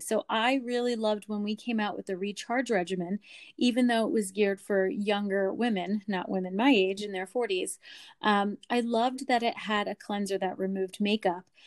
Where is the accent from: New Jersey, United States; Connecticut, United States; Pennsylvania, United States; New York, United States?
Pennsylvania, United States; Lancaster; I am from Lancaster, Pennsylvania